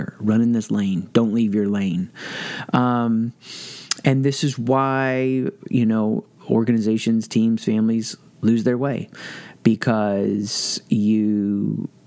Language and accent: English; the South, United States; I grew up in the South.